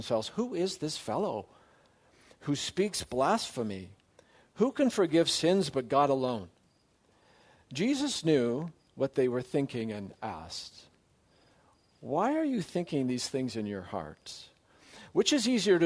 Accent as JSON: {"language": "English", "town": "Surrey", "region": "British Columbia", "country": "Canada", "tie": "born or raised there", "also_born_or_lived": "Saskatoon / Strathmore / Grand Rapids, Michigan", "moved": "as an adult", "said": "I grew up in Surrey, British Columbia, or as I say, I survived Wally. That's home."}